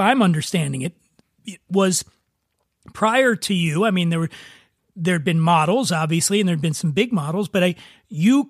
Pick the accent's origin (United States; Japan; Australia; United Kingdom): United States; Philadelphia, Pennsylvania; moved away as an adult; now in Los Angeles, United States; when people ask me where I'm from, I say I'm from Philly